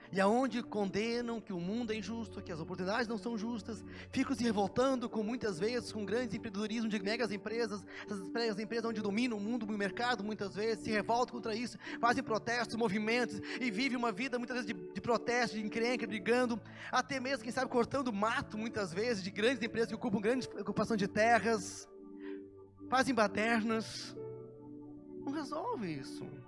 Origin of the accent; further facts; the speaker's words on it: Canguçu, Rio Grande do Sul, Brazil; moved away; also born or lived in Curitiba; eu saí de Canguçu, cidade do meu pai, mas mais bem no interior do Rio Grande do Sul, eu já nasci na área rural, aí morava numa cidadezinha, desde os meus 11 anos. E depois me mudei para Curitiba.